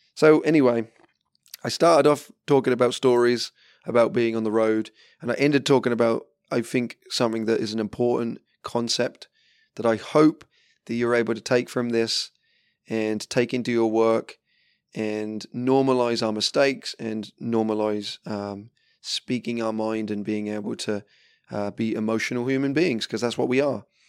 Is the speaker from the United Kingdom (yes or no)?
yes; England, United Kingdom; being English and drinking tea